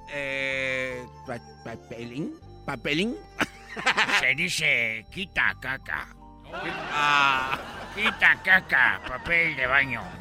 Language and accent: Spanish; China; ¿Por qué aquí en América, yo que vengo de Asia... ¿Por qué dicen que detrás de un hombre hay una gran mujer? Allá no, en China no existe esa palabra.